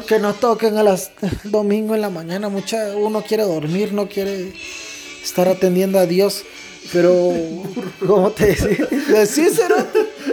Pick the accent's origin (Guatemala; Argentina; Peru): Guatemala; somos guatemaltecos